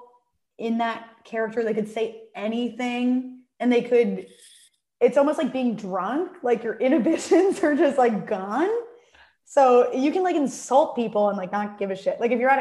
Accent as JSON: {"language": "English", "area": "Long Island", "region": "New York", "country": "United States", "tie": "born or raised there", "lives_now": "New York City, United States", "said": "I am originally from Long Island, born and raised."}